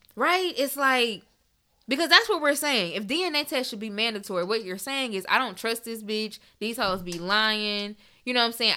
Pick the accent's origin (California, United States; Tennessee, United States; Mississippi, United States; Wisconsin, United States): Tennessee, United States; Memphis; I am from Memphis